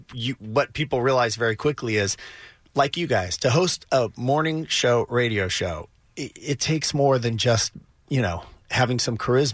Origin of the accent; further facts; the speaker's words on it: Wichita, Kansas, United States; Because I grew up in Wichita, our imagination was limited